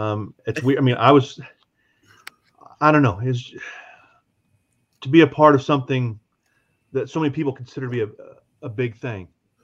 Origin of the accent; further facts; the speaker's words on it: Missouri, United States; You guys come from Ohio. We come from Missouri again.